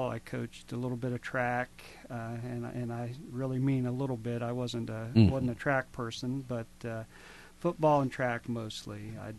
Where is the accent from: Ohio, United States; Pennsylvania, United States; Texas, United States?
Ohio, United States; Carroll; moved away as an adult; also born or lived in Athens, Ohio; I grew up in Carroll, Ohio.